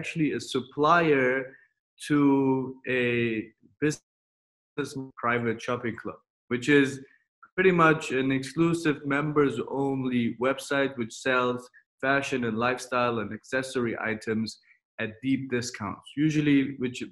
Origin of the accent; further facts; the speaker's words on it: Germany; moved away as an adult; also born or lived in United States / Mexico; now in Dubai, United Arab Emirates; I was born in Germany, and then I studied in Germany, in the US, and in Mexico, and finished my MBA